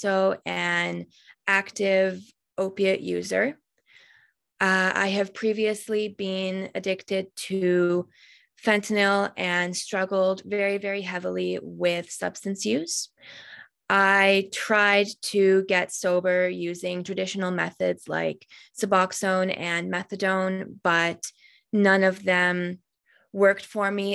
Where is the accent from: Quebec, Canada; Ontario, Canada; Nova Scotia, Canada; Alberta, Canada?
Alberta, Canada; My mom moved here in 1999, and I was born here, but my heritage is from Hungary